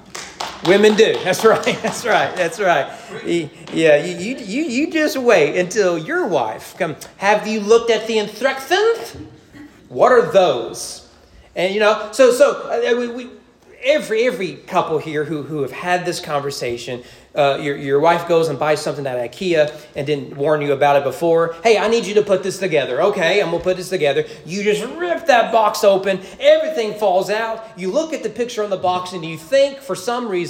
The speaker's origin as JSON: {"language": "English", "area": "the South", "region": "Southern United States", "country": "United States", "said": "we've grown in Southern culture where we all recite the Lord's Prayer"}